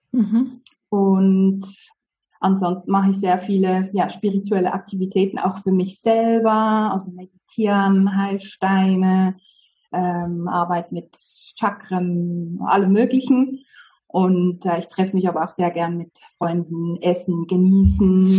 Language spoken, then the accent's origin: German; Switzerland; first language Polish; German is a second language; also born or lived in Poland; Ich bin in der Schweiz aufgewachsen, aber meine Eltern sind beide aus Polen